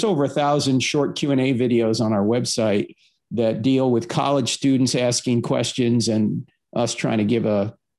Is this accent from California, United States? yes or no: no; New Jersey, United States; Yeah, well, I grew up in New Jersey, so I was Catholic because it's the law.